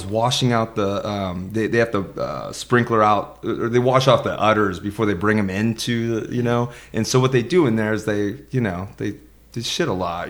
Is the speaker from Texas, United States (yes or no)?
no; Los Banos, California, United States; I grew up in Los Banos on the farm.